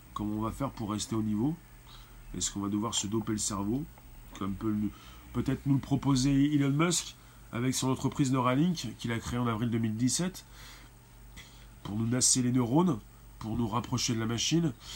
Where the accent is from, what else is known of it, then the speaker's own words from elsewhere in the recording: France; en tant que Français principalement